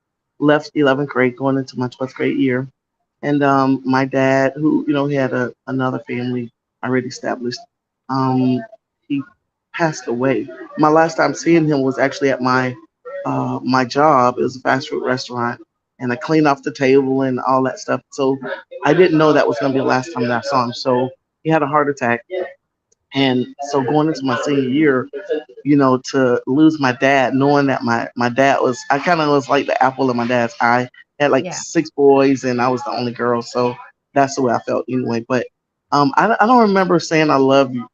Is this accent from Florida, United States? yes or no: yes; Lake Wales, Florida, United States; I grew up in Lake West, Florida. That's one of the citrus capitals of the world